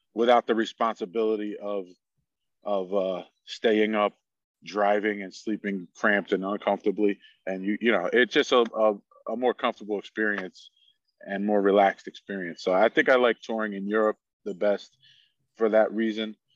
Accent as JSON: {"language": "English", "town": "Stroudsburg", "region": "Pennsylvania", "country": "United States", "tie": "born or raised there", "said": "I grew up in Stroudsburg, Pennsylvania, where I still currently live."}